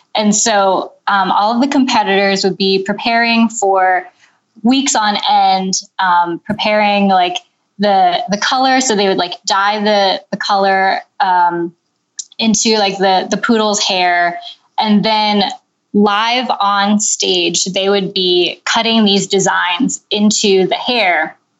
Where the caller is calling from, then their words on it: Mechanicsburg, Pennsylvania, United States; I'm calling you from Mechanicsburg, Pennsylvania